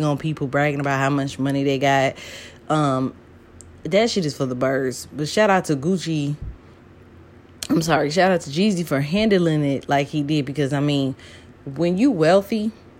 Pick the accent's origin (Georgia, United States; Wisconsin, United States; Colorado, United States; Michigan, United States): Georgia, United States; Atlanta; growing up in Atlanta, you know, my young adult years